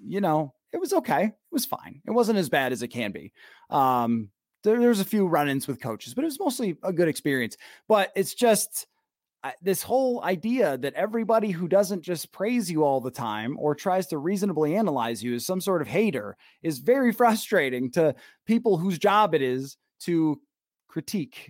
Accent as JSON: {"language": "English", "region": "the East", "country": "United States", "tie": "born or raised there", "moved": "as an adult", "lives_now": "Minnesota, United States", "said": "I grew up in the East"}